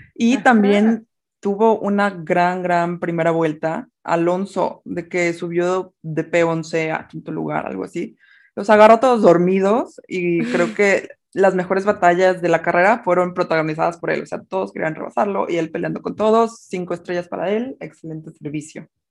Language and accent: Spanish; Mexico; como mexicana